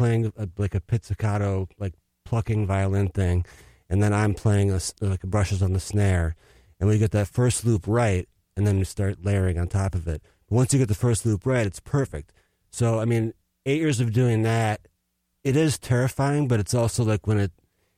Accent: Minneapolis, Minnesota, United States; also born or lived in Los Angeles; I moved to Minneapolis when I was two, so I grew up here.

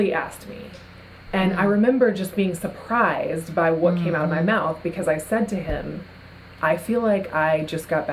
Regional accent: South Carolina, United States; now in Bay Area, California, United States; I'm from South Carolina originally

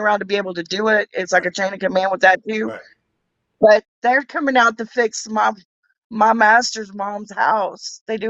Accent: the South, United States; also born or lived in California; I'm from the South.

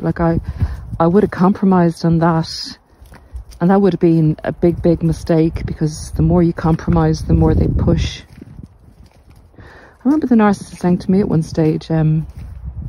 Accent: Ireland; you can see my hometown's coming into view.

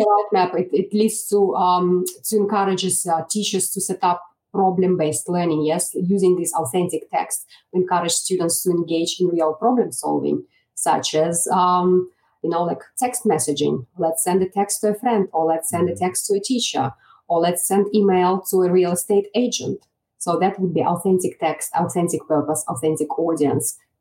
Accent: Belarus; English is a second language; moved away as an adult; now in Australia; back home uh, in my country, Belarus, which is in Eastern Europe

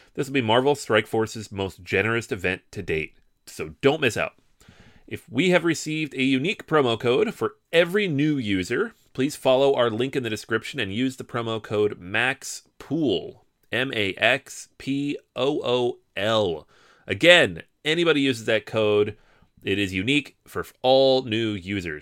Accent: United States; We're American.

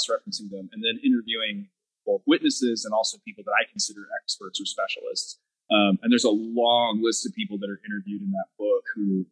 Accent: Texas, United States; we're hanging out in my home state

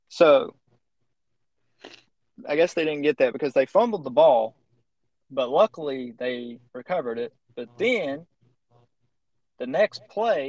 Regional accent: West Virginia, United States; moved away; We're both from West Virginia, so we're always going to talk about the West Virginia game, even though neither one of us is in West Virginia right now.

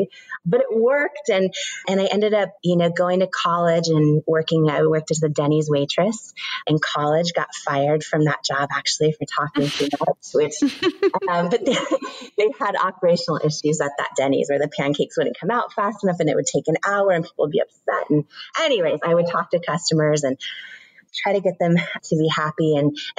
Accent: Washington, United States; I grew up in Washington State

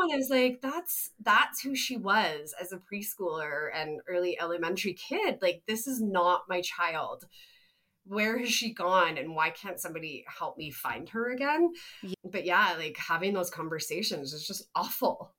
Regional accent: Canada; we're from Canada

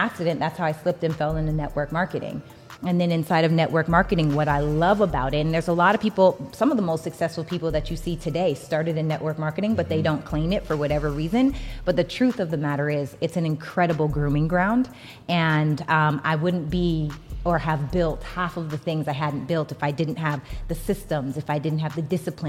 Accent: Regina, Saskatchewan, Canada; now in Los Angeles, United States; I'm from Regina, Saskatchewan, Canada, right? So I'm from a small town in Saskatchewan, Canada. I moved to Los Angeles by myself to pursue acting.

